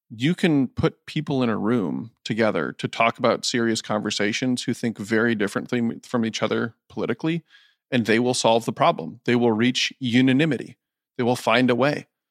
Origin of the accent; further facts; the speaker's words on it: Decorah, Iowa, United States; I am born and raised in Northeast Iowa, Decorah